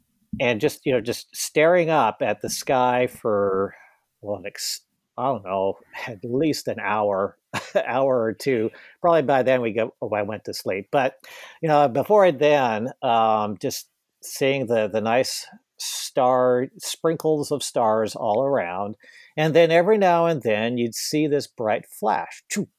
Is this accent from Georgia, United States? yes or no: no; Boise, Idaho, United States; growing up in Boise, Idaho.